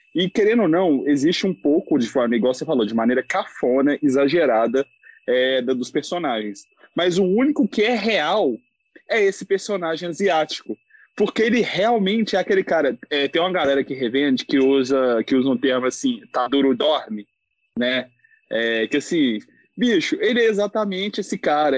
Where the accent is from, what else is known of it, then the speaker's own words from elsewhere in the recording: Belo Horizonte, Minas Gerais, Brazil; eu sou de Belo Horizonte